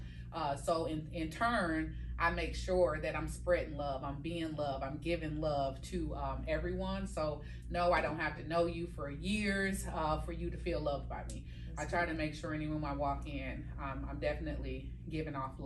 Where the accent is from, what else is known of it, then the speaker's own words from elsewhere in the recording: Milwaukee, Wisconsin, United States; Milwaukee, Wisconsin, born and raised